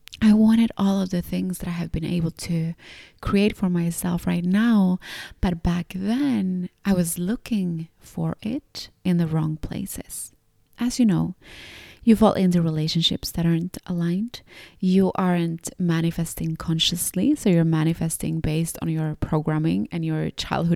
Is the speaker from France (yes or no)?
no; Gothenburg, Västra Götaland, Sweden; moved away as an adult; also born or lived in Finland; although I was born in Finland, I grew up in and around this city of Gothenburg.